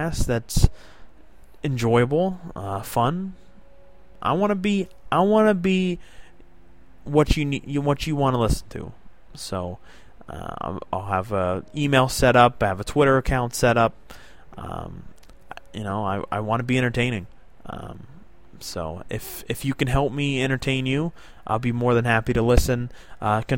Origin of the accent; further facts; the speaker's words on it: South Florida, United States; now in New York State, United States; I was born and raised South Florida